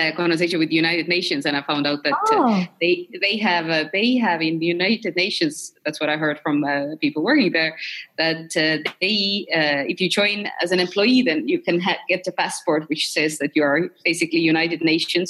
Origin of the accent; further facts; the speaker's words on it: Estonia; I'm from Estonia